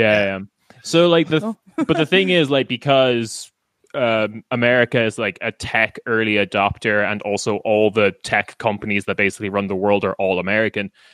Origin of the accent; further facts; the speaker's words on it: Ireland; accent: Irish; moved away as an adult; also born or lived in Scotland; now in Berlin, Germany; I'm from Ireland.